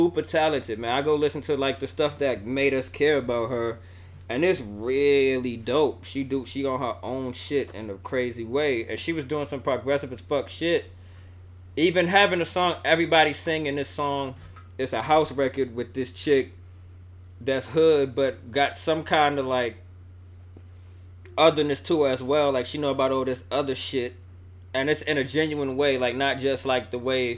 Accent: New York, United States; I'm from New York

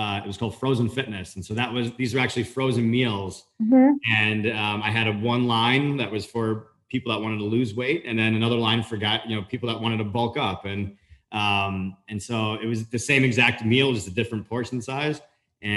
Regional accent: Long Island, near the Hamptons, New York, United States; moved away as an adult; also born or lived in Florida; I grew up right outside of the Hamptons up in Long Island

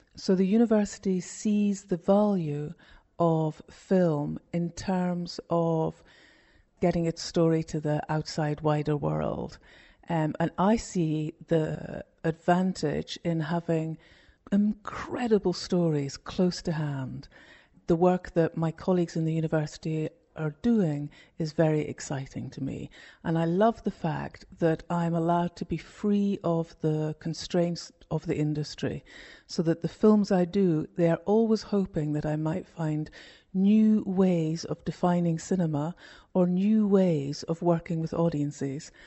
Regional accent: Scotland, United Kingdom; moved away as an adult; also born or lived in London; When I went back to Scotland, which is my home country, from London

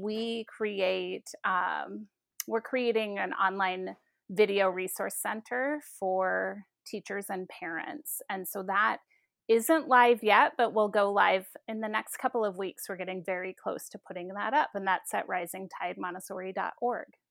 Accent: Seattle, Washington, United States; moved away; also born or lived in South Dakota; I'm originally from Seattle

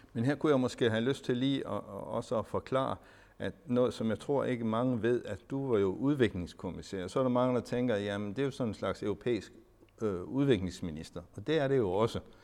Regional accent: Denmark; vi som danskere

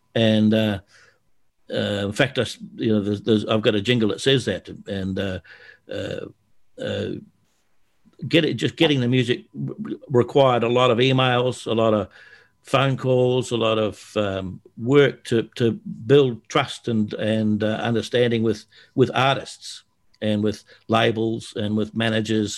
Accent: Australia; I'm an Australian

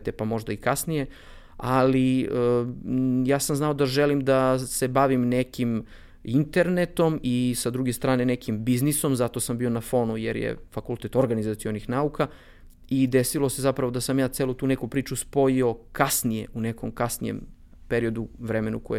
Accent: Bor, Bor District, Serbia; moved away as an adult; also born or lived in Belgrade; ja sam iz Bora, rođen sam u Boru, e, studirao sam u Beogradu

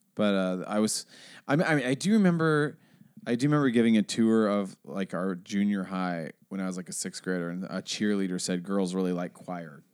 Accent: Seattle, Washington, United States; I grew up in Seattle

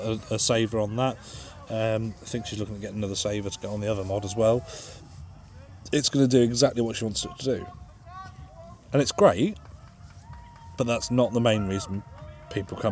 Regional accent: England, United Kingdom; We're fucking English

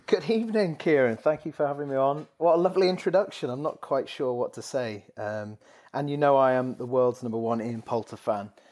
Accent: the Northwest, North West England, United Kingdom; I grew up in the Northwest

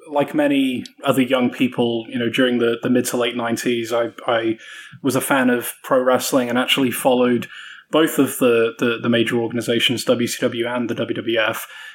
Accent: South Carolina, United States; I've been putting on this British accent for the best part of a year, and little do you know that I'm actually from South Carolina.

